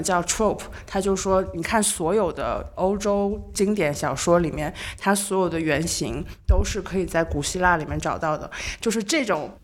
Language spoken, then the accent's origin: Chinese; Nanjing, Jiangsu, China; 小时候在南京长大，然后听南京本地广播